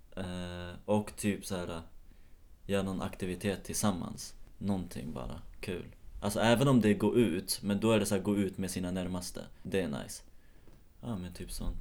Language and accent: Swedish; Nyköping, Södermanland, Sweden; moved away; jag är uppvuxen i Nyköping